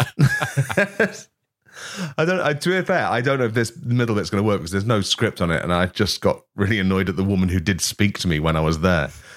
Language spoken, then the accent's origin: English; East Midlands, United Kingdom; I am from the East Midlands